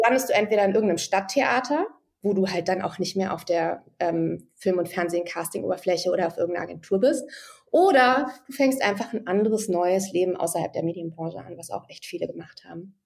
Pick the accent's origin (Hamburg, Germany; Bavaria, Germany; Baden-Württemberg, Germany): Hamburg, Germany; moved away as an adult; also born or lived in Ludwigsburg; Ich komme ja eigentlich aus Hamburg oder bin da aufgewachsen.